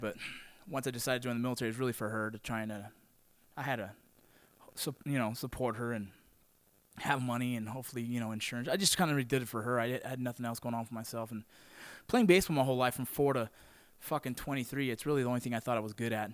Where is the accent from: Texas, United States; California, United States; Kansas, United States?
California, United States; Los Angeles; I grew up in San Fernando Valley. I was born in Northridge actually, but grew up in San Fernando Valley. That's California. That's Southern California.